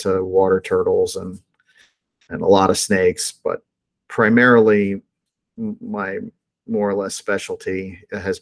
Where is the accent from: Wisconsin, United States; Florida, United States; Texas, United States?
Florida, United States; Miami; a little kid growing up in Miami